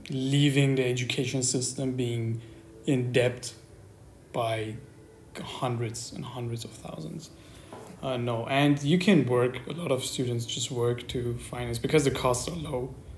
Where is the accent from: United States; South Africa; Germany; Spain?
Germany; also born or lived in Iran; And the difference is I grew up here